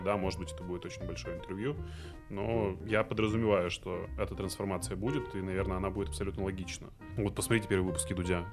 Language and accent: Russian; Izhevsk, Udmurtia, Russia; born or raised there; also born or lived in Ashgabat, Turkmenistan; now in Moscow, Russia